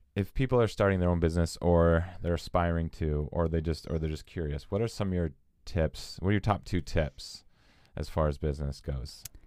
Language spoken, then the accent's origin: English; Edmonton, Alberta, Canada; now in Vancouver, Canada; we're from Edmonton